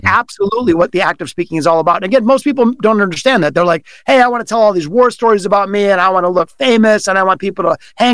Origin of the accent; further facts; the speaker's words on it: Detroit, Michigan, United States; it was here in Detroit in my hometown